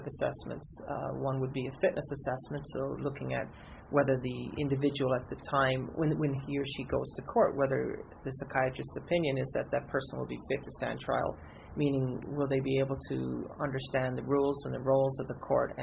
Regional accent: Newfoundland and Labrador, Canada; now in British Columbia, Canada; I was born and raised in Newfoundland. I moved out to BC in 93

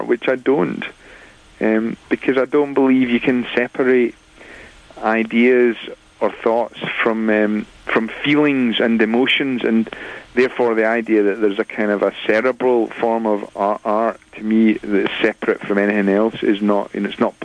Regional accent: Glasgow, Scotland, United Kingdom; also born or lived in Wakefield; I was born in Wakefield, but my parents moved to Glasgow in Scotland when I was 3, so I grew up in Glasgow

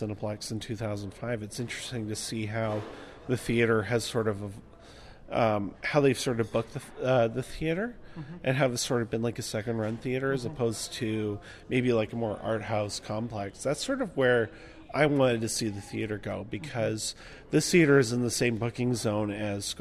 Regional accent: Victoria, British Columbia, Canada; I'm from Victoria, actually. So I frequent a lot of theaters in Victoria

